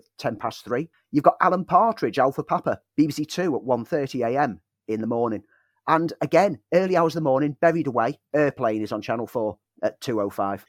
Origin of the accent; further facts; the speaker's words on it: United Kingdom; our British culture